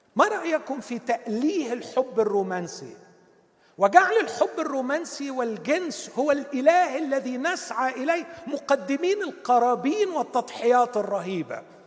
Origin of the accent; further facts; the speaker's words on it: Egypt; بتاعتنا كمصريين